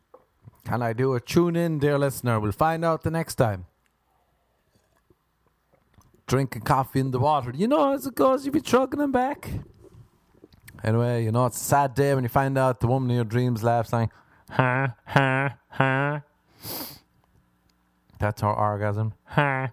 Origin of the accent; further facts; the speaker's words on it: Ireland; I'm an Irishman